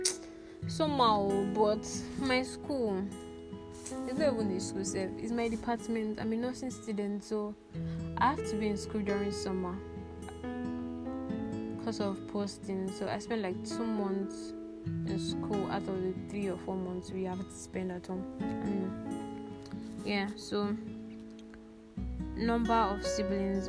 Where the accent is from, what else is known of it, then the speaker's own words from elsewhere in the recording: Lagos, Nigeria; also born or lived in Ado Ekiti; I was born in Lagos State